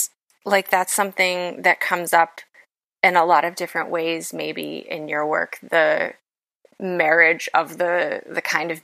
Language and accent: English; West Virginia, United States; I come from West Virginia. I'm Appalachian, but I'm first generation Appalachian, which, you know, is not like a big deal. It's like my parents just came from like New Jersey and Pennsylvania.